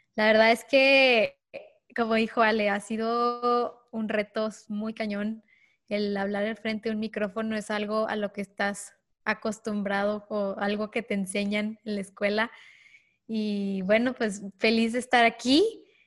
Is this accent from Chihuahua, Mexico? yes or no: yes; Ciudad Juárez, Chihuahua, Mexico; also born or lived in El Paso, Texas; soy de Ciudad Juárez, Chihuahua, nacida en El Paso, Texas, que es la frontera eh, yo crecí en este mundo de dos países